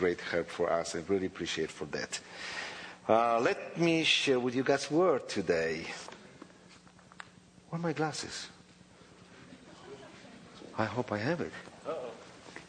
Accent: Poland; English is a second language; I was born in Poland, 28th of December, 1961, in Poland.

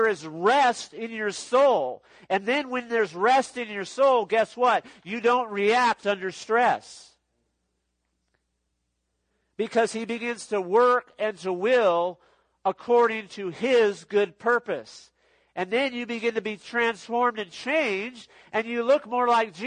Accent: Los Angeles, California, United States; I grew up in Los Angeles, California area

